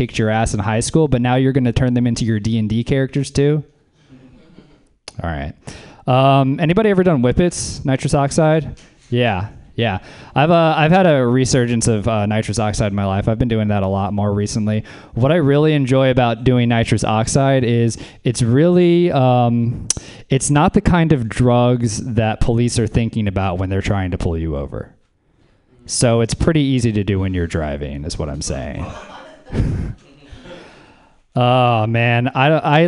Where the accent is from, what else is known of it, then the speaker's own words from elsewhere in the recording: Louisiana, United States; moved away; I'm from Louisiana, actually. I was raised by a hippie down south